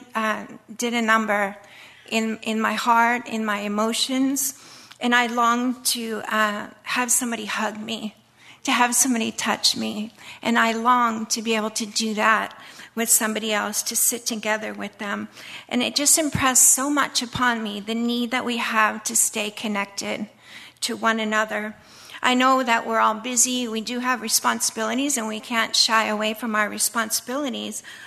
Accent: United States; moved away as an adult; I'm an American

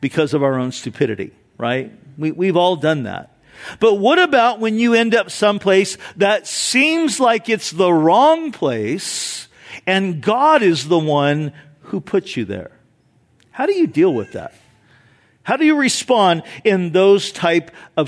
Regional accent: Orange County, California, United States; I grew up in Orange County, so I'm very familiar with the area up there

